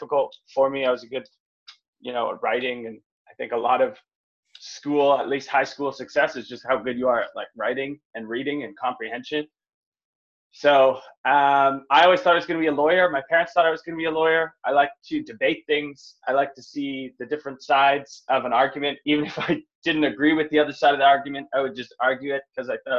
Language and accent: English; North Vancouver, British Columbia, Canada; I grew up in North Vancouver, middle class family